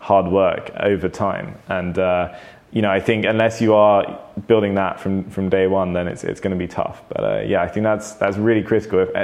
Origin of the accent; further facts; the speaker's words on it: London, United Kingdom; I think I've always been a Londoner though. I was born in London and now I live in London.